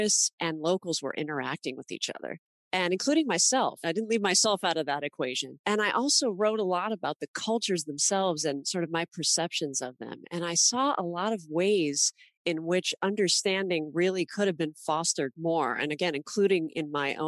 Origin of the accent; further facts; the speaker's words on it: Los Angeles, California, United States; growing up in Los Angeles. I went to school with kids from all over the world